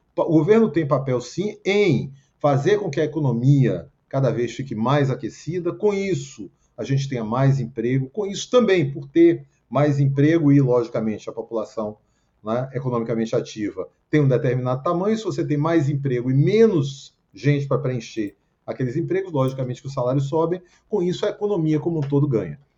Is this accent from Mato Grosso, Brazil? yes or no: no; Bahia, Brazil; now in Rio de Janeiro, Brazil; na Bahia, onde eu nasci